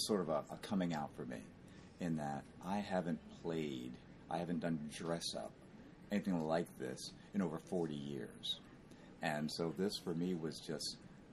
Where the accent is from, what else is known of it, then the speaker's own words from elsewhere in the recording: Philadelphia, Pennsylvania, United States; also from Philadelphia